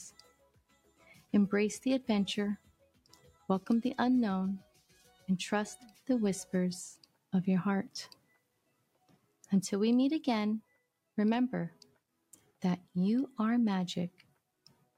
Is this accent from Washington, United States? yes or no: no; Hawaii, United States; I'm from Hawaii